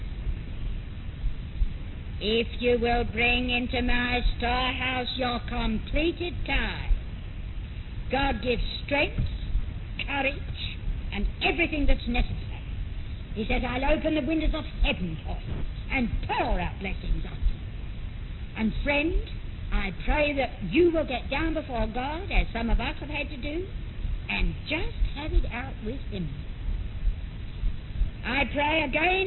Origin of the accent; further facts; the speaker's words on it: London, United Kingdom; moved away as an adult; I had been born and brought up in London and had never been more than a few miles from my own home.